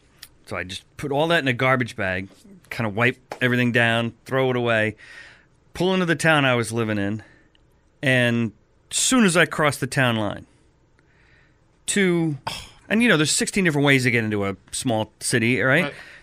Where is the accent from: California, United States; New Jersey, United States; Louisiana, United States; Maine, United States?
New Jersey, United States; I'm from Jersey.